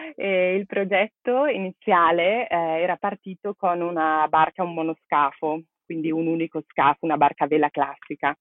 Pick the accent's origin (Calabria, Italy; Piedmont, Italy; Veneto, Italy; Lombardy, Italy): Lombardy, Italy; Brescia; moved away as an adult; also born or lived in Barcelona; sono originaria di Brescia